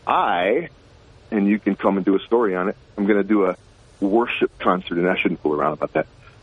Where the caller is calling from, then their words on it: Binghamton, New York, United States; Good morning, Bob. … in Binghamton.